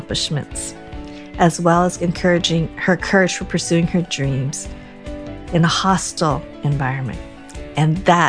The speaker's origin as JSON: {"language": "English", "town": "Boulder", "region": "Colorado", "country": "United States", "tie": "born or raised there", "said": "growing up in Boulder, Colorado. So I grew up and I was like a handful of Asians in my graduating class"}